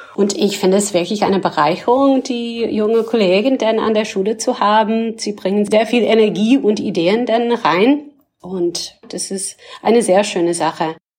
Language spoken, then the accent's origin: German; Canada; German is a second language; moved away as an adult; also born or lived in Ontario; now in Berlin, Germany; Ich komme allerdings ursprünglich aus Kanada